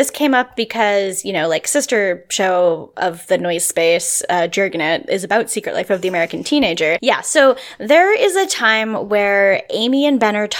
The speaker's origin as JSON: {"language": "English", "town": "Victoria", "region": "British Columbia", "country": "Canada", "said": "I'm from Victoria. So like, if you want to get off the island, you have to take a boat if you're not flying."}